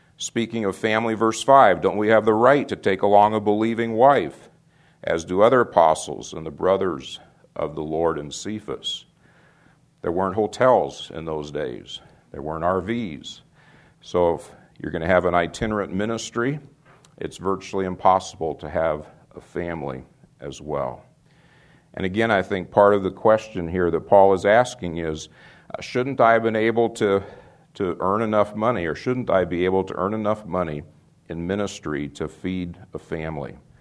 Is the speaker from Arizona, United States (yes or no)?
yes; Phoenix, Arizona, United States; moved away as an adult; also born or lived in Dallas / Brewster, Nebraska; My wife and I grew up in Phoenix.